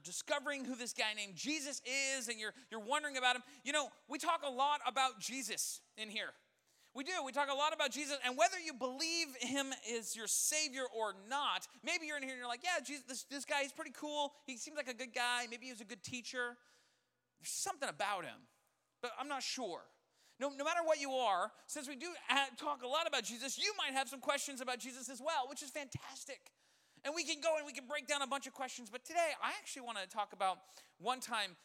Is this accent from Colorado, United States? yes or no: yes; Colorado, United States; I grew up in Colorado.